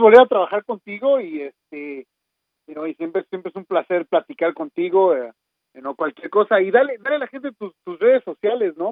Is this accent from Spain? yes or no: no; Mexico; como mexicanos